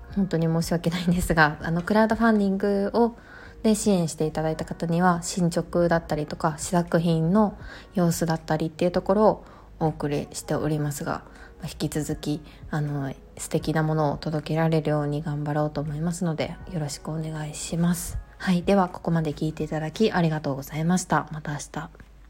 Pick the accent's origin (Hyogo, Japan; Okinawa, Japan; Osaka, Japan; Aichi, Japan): Hyogo, Japan; Kobe; 私の出身地でもある兵庫県の神戸市